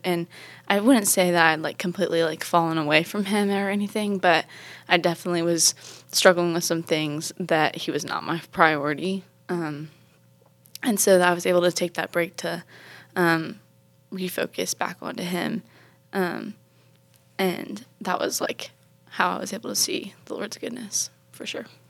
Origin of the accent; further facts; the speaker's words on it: Charleston, South Carolina, United States; I'm from Charleston, South Carolina